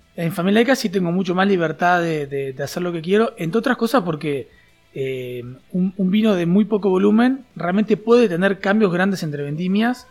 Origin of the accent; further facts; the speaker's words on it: Juanicó, Canelones, Uruguay; also born or lived in Montevideo; nací en Montevideo en un hospital, pero enseguida me fui a vivir a, a Juanico